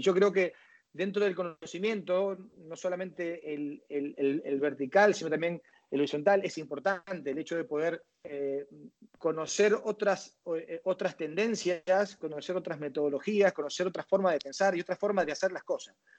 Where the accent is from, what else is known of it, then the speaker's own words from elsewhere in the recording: Rosario, Santa Fe, Argentina; moved away; also born or lived in Valencia, Venezuela; yo nazco, en, Valencia, em, toda mi familia es argentina, ellos vuelven a los, a los 7, 8 años para, Argentina y yo, bueno, ahí en Argentina